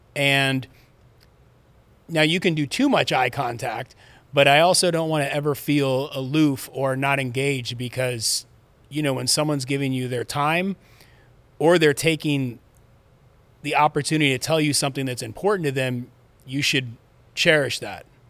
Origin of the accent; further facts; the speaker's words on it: Los Angeles, California, United States; I grew up in Southern California. I was born in Van Nuys Hospital.